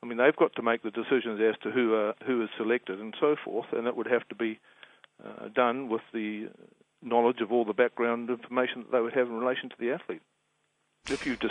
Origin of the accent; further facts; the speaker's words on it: New Zealand; Being a New Zealander